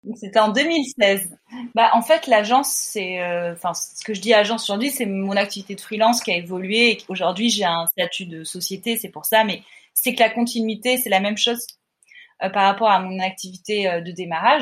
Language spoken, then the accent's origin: French; Montpellier, Occitania, France; now in Paris, France; je viens de Montpellier, je suis pas dans un environnement artistique